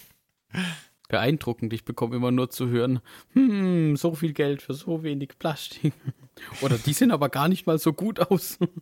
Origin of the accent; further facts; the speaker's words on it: Southern Germany, Germany; accent: southern German dialect; an unserem Dialekt, bei manchen mehr, bei manchen weniger, äh, hört man, dass, dass wir ja alle irgendwie so aus der Richtung, äh, also so süddeutsche Ecke.